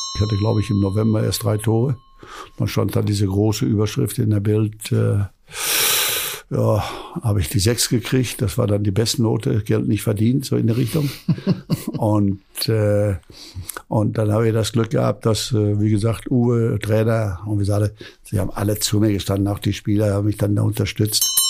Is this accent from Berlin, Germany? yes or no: no; Hamm, North Rhine-Westphalia, Germany; moved away; bei uns in Hamm im Park, wo ich da geboren bin